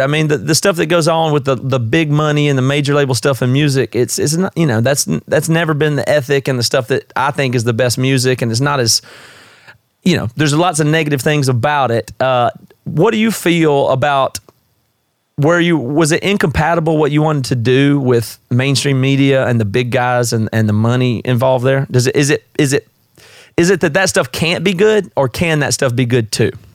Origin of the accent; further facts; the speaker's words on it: South Carolina, United States; moved away as an adult; now in Seattle, United States; I'm from the South. I'm from South Carolina originally, but I've been here about 16 years